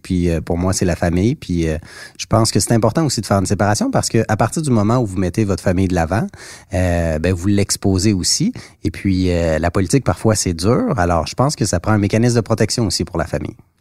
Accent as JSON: {"language": "French", "town": "Mont-Saint-Hilaire", "region": "Quebec", "country": "Canada", "tie": "born or raised there", "said": "j'ai grandi dans mon comté, j'ai grandi à Mont-Saint-Hilaire"}